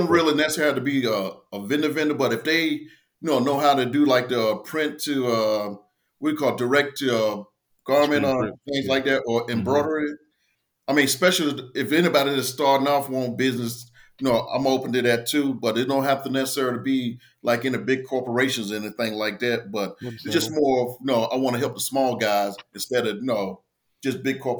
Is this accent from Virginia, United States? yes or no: yes; Portsmouth, Virginia, United States; I'm originally from Portsmouth, Virginia, little town outside, well, within the Tidewater area.